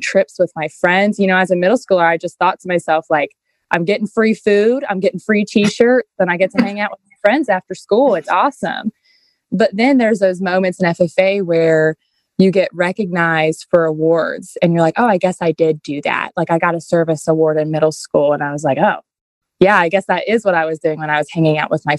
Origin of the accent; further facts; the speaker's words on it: Shenandoah County, Virginia, United States; I was born and raised in Shenandoah County. Like, I've always been here